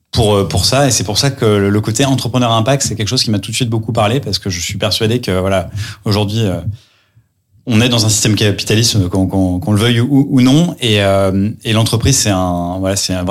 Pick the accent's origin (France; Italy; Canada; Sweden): France; Lyon, Auvergne-Rhône-Alpes; also born or lived in New York; now in Paris, France; j'ai 32 ans. Je suis marié, je suis papa d'un petit Gaspard qui a un an et demi. Je suis originaire de Lyon, mais euh, voilà, parisien d'adoption depuis euh, depuis quelques années.